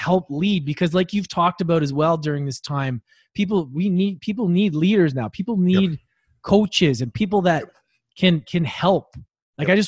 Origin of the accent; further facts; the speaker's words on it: Edmonton, Alberta, Canada; I grew up in Edmonton